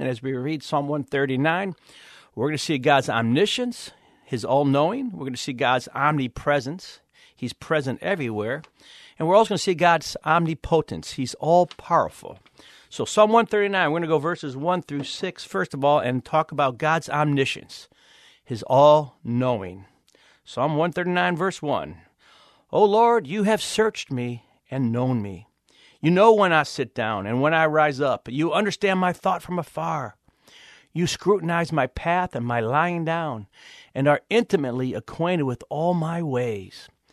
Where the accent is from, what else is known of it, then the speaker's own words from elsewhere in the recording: Cleveland, Ohio, United States; I'm actually from Cleveland, Ohio